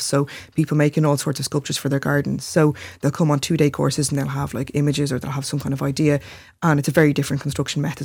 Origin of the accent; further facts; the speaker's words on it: Glendalough, Leinster, Ireland; growing up in Glendalough